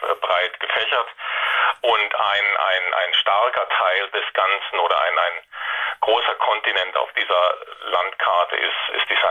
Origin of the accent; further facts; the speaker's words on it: Saarland, Germany; now in Baden-Württemberg, Germany; ich stamme aus dem Saarland, wohne aber schon seit ewigen Zeiten in Baden-Württemberg.